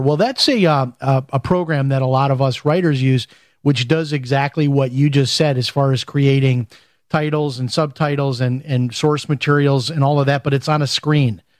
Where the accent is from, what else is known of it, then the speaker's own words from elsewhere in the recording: Chicago, Illinois, United States; I'm from Chicago